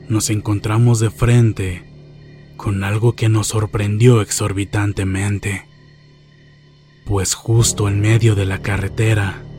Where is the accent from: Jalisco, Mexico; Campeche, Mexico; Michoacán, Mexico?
Jalisco, Mexico; Nosotros somos originarios de Jalisco